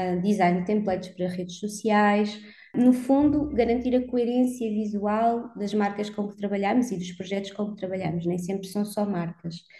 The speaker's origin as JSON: {"language": "Portuguese", "region": "Algarve", "country": "Portugal", "tie": "born or raised there", "moved": "as an adult", "lives_now": "Lisbon, Portugal", "said": "cresci no Algarve, portanto, dos meus 8 aos 18 anos"}